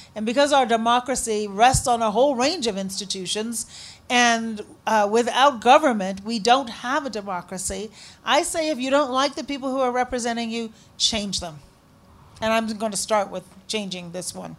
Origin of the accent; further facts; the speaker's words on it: Chicago, Illinois, United States; also born or lived in Shiraz, Iran; I said, Chicago. He said, did you grow up here? Yep, sure did